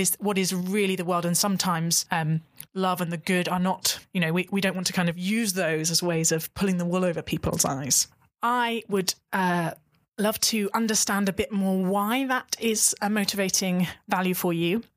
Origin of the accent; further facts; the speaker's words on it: United Kingdom; as a British person